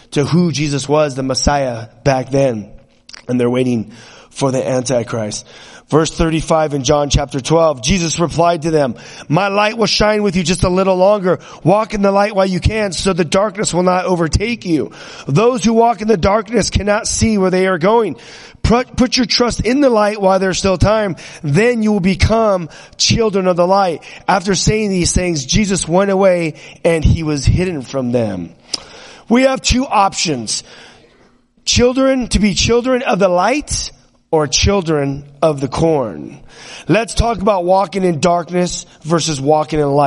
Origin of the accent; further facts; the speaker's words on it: California, United States; me growing up in California, we were always into guns and riding motorcycles